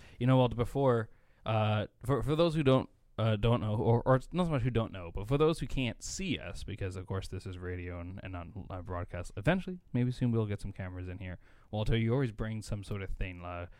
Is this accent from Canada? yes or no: yes; Canada; I think that's iconic, more just as a Canadian.